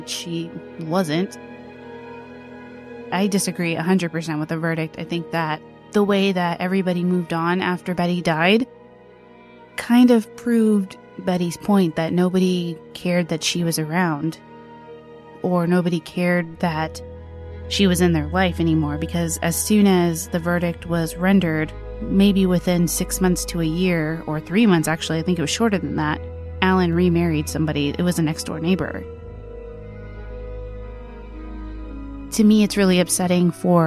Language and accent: English; Wylie, Texas, United States; Wiley is actually my hometown. I was born there